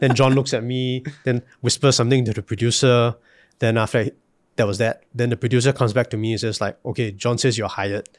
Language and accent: English; Singapore; moved away; as a Singaporean